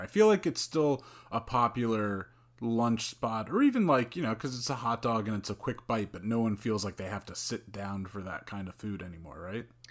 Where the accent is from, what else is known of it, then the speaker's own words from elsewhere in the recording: Bergen County, New Jersey, United States; now in Jersey City, United States; I grew up in Bergen County